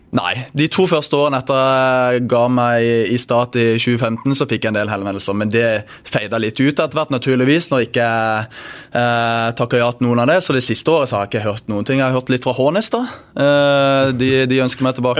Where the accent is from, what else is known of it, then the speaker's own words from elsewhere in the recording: Bergen, Vestland, Norway; moved away; jeg kommer jo fra Bergen